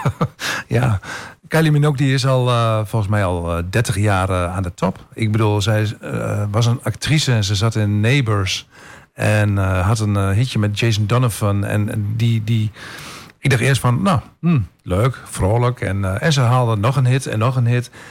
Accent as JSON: {"language": "Dutch", "town": "Tubbergen", "region": "Overijssel", "country": "Netherlands", "moved": "yes", "lives_now": "Almelo, Netherlands", "said": "ik kom uit Tubbergen, dat is een, een dorp waarin iedereen"}